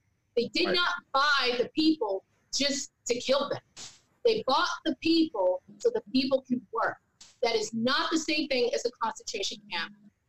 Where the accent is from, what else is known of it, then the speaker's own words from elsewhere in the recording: the South, United States; I'm from the South.